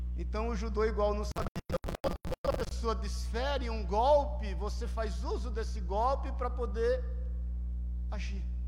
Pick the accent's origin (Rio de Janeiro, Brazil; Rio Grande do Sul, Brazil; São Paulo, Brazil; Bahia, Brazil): São Paulo, Brazil; Paulista; como bom paulista